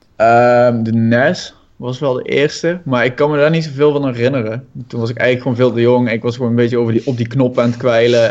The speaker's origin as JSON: {"language": "Dutch", "town": "Budel", "region": "North Brabant", "country": "Netherlands", "said": "ik kom uit Budel"}